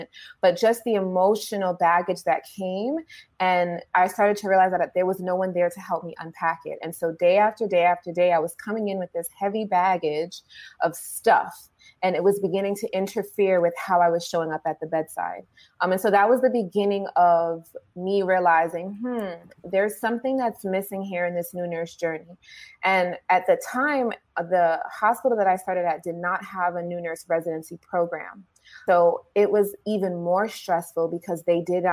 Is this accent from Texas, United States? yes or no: no; New York City, New York, United States; I started in New York, in the Bronx, in my hometown, at a children's hospital